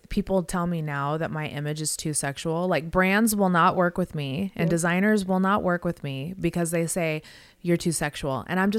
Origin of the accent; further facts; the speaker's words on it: Las Vegas, Nevada, United States; I'm from Vegas. This is like the only thing I know how to do is pose in lingerie